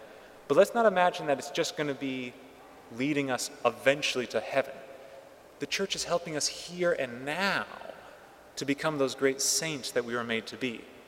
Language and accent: English; California, United States; my home state of California